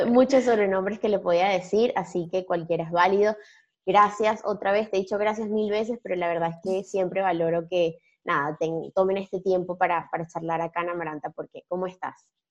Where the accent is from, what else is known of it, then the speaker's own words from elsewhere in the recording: Venezuela; now in Buenos Aires, Argentina; yo soy venezolana, pero estoy en Buenos Aires hace tiempo